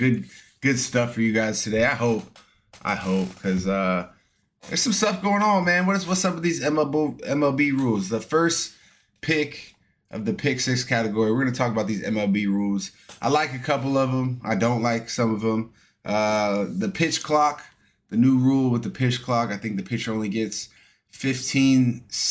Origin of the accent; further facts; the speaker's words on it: Astoria, Oregon, United States; moved away; my home state of Oregon